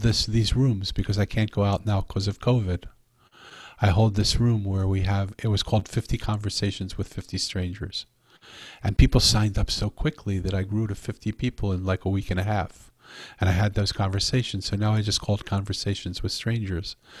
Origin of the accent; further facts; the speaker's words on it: Philadelphia, Pennsylvania, United States; I'm from Philadelphia